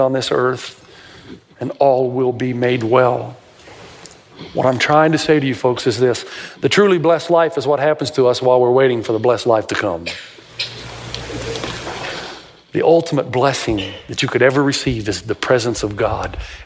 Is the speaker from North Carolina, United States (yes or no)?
no; Tennessee, United States; I grew up in Tennessee